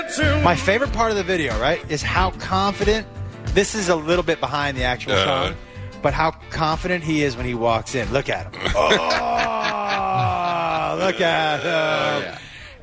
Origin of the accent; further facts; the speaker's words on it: Massachusetts, United States; Western Mass.